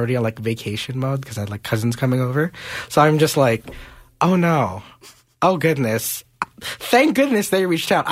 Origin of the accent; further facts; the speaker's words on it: Montreal, Quebec, Canada; my hometown of Montreal